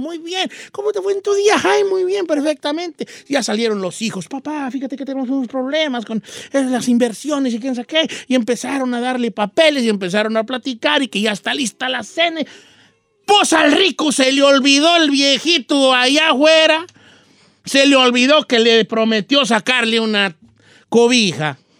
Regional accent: Michoacán, Mexico; yo soy de Michoacán

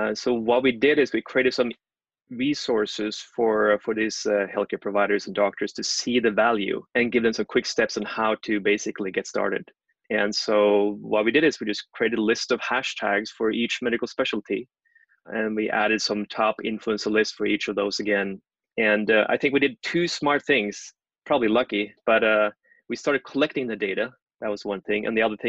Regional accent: Norway

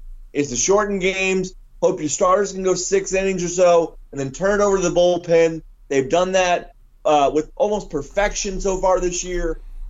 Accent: California, United States; I will not have you besmirch my home state.

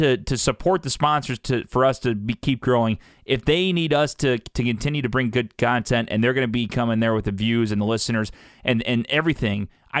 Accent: Columbia, Illinois, United States; moved away as an adult; now in St. Louis, United States; I went to my hometown, Columbia, Illinois, the day before Thanksgiving.

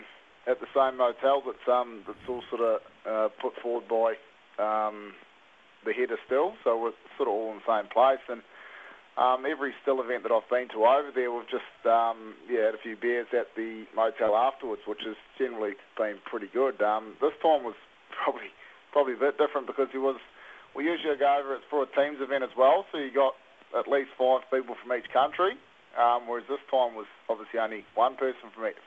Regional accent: Taranaki, New Zealand; now in King Country, New Zealand; I grew up in Taranaki, but I'm based 45 minutes out of Tamanui in the King Country. Down the end of a road on a 4,000-acre farm down here.

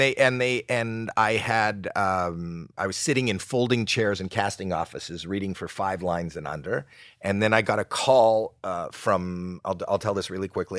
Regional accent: Toronto, Ontario, Canada; moved away

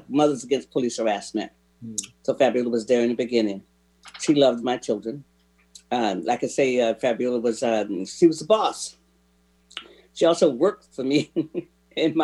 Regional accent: Central Florida, United States; moved away; I'm from Florida. I didn't know what gumbo was. I mean, I guess some people in Northern Florida might know, but Central Florida, I never heard of gumbo

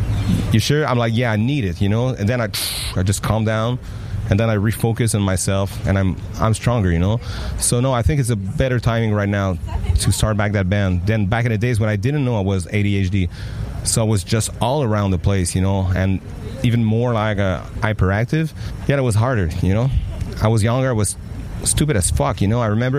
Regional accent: France; English is a second language; you can tell I'm French. But, I mean, my accent and everything

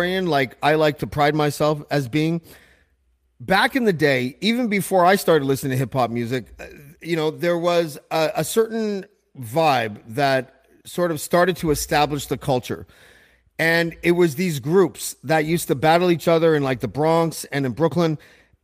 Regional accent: Whitby, Ontario, Canada; I grew up in Whitby, Ontario, which is about, I guess, 40 minutes or so outside of Toronto.

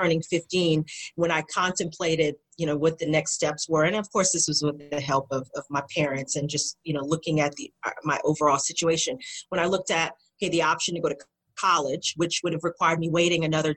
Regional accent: United States; as an American

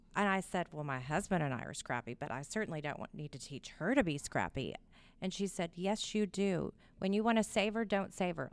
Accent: Houston, Texas, United States; born or raised there

